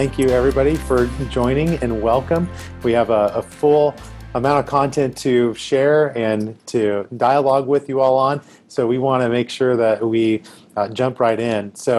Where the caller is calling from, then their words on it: Nashville, Tennessee, United States; I am dialing in from Nashville today.